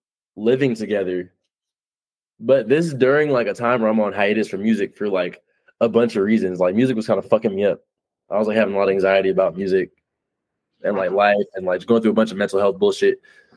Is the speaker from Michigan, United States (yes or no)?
no; California, United States; now in Los Angeles, United States; He's coming from Jersey. I'm coming from Northern California.